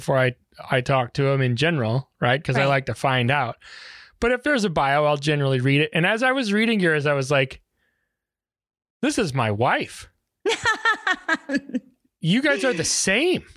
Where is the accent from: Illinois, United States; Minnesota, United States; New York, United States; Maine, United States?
Illinois, United States; I'm from Illinois